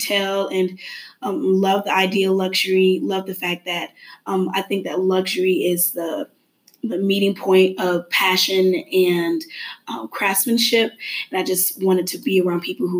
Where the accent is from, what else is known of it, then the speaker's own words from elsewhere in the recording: Decatur, Georgia, United States; moved away; I am originally from Decatur, Georgia